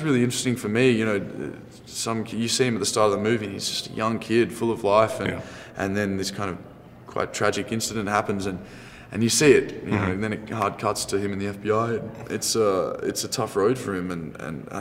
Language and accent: English; Sydney, New South Wales, Australia; growing up in Sydney on the beach and watching Point Break my whole life